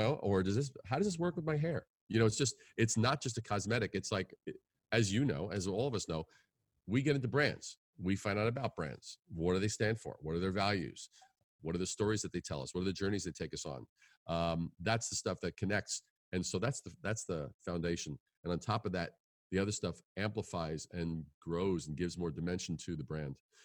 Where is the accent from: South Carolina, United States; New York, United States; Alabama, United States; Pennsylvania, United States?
New York, United States; moved away as an adult; now in Midwest, United States; growing up in New York